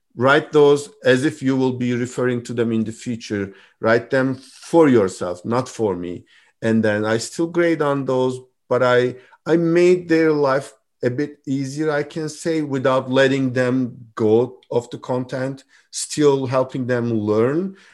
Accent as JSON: {"language": "English", "country": "Turkey", "also_born_or_lived": "Istanbul", "moved": "as an adult", "lives_now": "Michigan, United States", "said": "I'm from Turkey originally"}